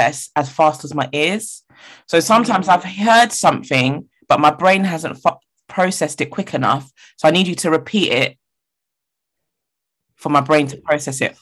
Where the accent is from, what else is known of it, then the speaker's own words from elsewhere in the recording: England, United Kingdom; accent: English; my normal English accent